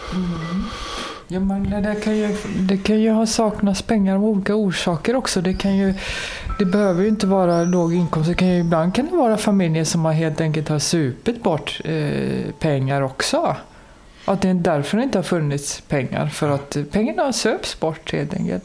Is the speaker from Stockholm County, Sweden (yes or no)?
no; Gothenburg, Västra Götaland, Sweden; Jag växte upp i Kortedala i Göteborg